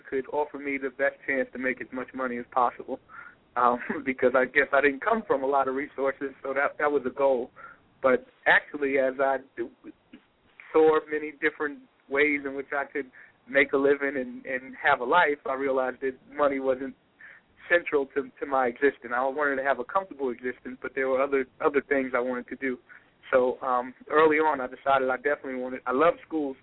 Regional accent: New York City, New York, United States; I was born and raised in Brooklyn

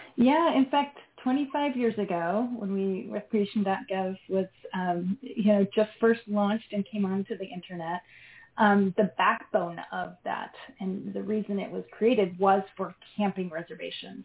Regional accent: Idaho, United States; moved away as an adult; I'm actually from Idaho. Yeah, I was born and raised. I've lived in a few other places along the way, but just came back home

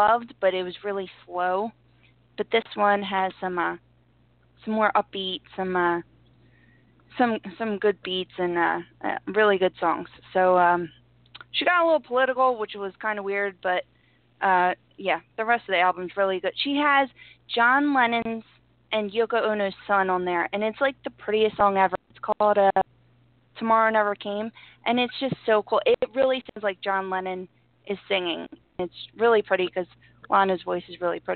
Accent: Philadelphia, Pennsylvania, United States; loud like we Philadelphians are

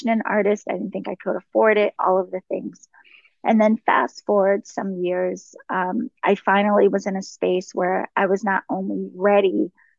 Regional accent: East Coast, United States; also born or lived in DC, Maryland area; now in California, United States; I live in California, but I am from the East Coast

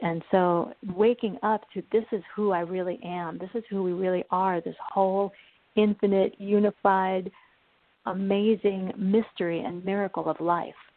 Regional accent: New York, United States; also born or lived in Uruguay; when I was three, we moved to the United States, and I grew up in New York

